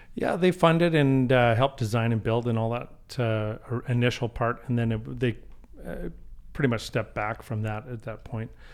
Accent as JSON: {"language": "English", "town": "Calgary", "region": "Alberta", "country": "Canada", "tie": "born or raised there", "said": "born and raised in Calgary, so I've been here"}